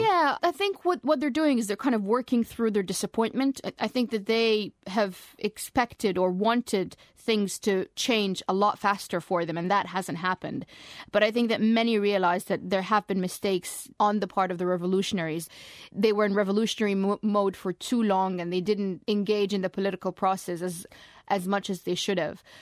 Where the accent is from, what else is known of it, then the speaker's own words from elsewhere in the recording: Egypt; moved away; this was my home country